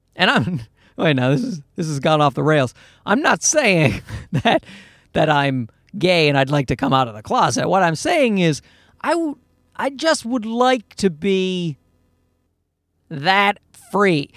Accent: Newfoundland and Labrador, Canada; moved away; I'm from Newfoundland in Canada

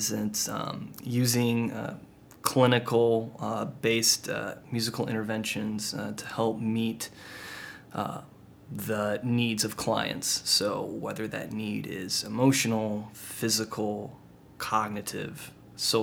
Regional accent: Sunnyvale, California, United States; I grew up in Northern California near San Jose in a small town called Sunnyvale, California

